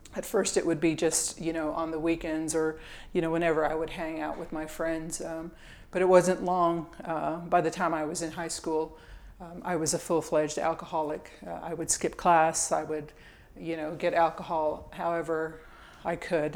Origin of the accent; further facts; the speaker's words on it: Indio, California, United States; originally, I'm from Southern California. I grew up um, in this little town called Indio, California, kind of in the Palm Springs area